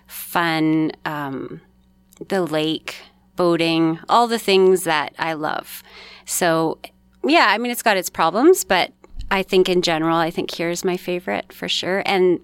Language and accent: English; Manitoba, Canada; born there; now in Kenora, Canada; I'm originally born in Manitoba, but I lived in a lot of places across Canada growing up, and I never lived in a place more than 3 years until I moved to Kenora.